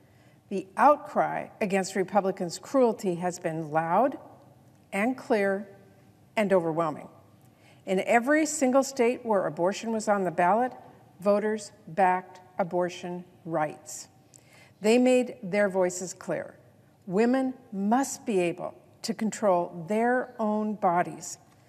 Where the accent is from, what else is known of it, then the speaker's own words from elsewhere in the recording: Washington, United States; Let's talk about the providers back home in my home state of Washington who tell me they are worried they could be punished for providing an abortion to patients from out of state. In my state, it's legal.